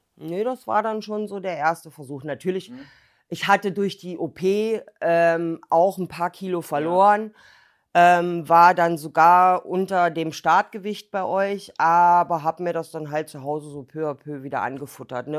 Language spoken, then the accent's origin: German; Berlin, Germany; now in Thuringia, Germany; Ich bin auch in Berlin aufgewachsen